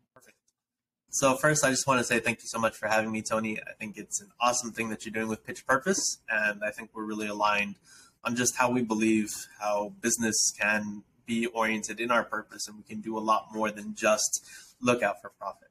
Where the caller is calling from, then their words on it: Matamoros, Tamaulipas, Mexico; I am calling in from Matamoros, Mexico, actually, where my wife and I have a nonprofit um, where we're serving youth in underprivileged communities that we actually live in.